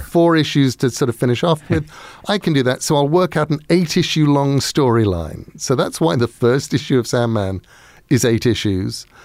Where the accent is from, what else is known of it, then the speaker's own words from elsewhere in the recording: Sussex, South East England, United Kingdom; Sussex in England.